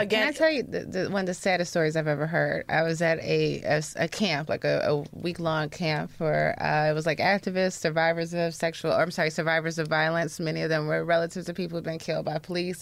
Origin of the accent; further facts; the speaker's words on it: the South, United States; we're from the South